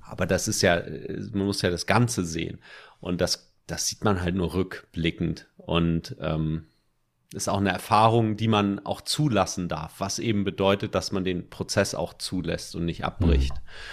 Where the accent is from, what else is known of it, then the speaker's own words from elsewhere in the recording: Germany; accent: German; sobald ich Englisch rede, hört man, dass ich Deutscher bin, weil ich einen krassen Akzent habe